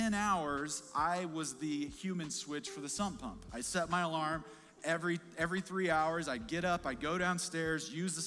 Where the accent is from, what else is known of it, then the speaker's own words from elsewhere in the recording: Kansas City, Missouri, United States; we're big Chiefs fans. We're from Kansas City